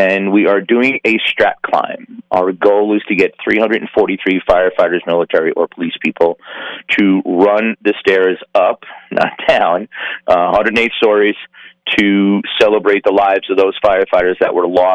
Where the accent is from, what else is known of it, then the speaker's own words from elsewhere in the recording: New York, United States; now in Las Vegas, United States; I'm from New York